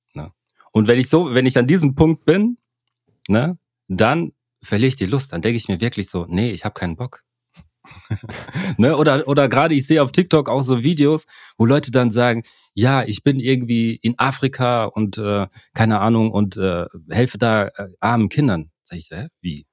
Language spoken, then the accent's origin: German; Germany; also born or lived in Cameroon; wir alle hier in Deutschland, auch ich, der hier aufgewachsen bin